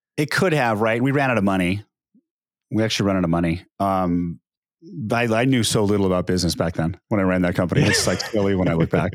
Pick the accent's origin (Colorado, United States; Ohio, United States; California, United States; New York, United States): California, United States; Diamond Bar; also born or lived in Long Beach, California / Bay Area, California / Sacramento, California; I grew up in Diamond Bar, California. Actually, we grew up in Long Beach, and then we moved to Diamond Bar.